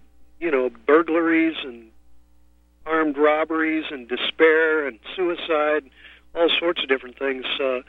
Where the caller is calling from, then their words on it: San Francisco, California, United States; I'm calling you from San Francisco.